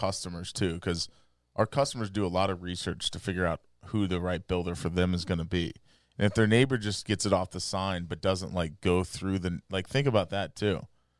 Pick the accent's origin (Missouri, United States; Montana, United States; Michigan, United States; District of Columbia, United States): Montana, United States; born or raised there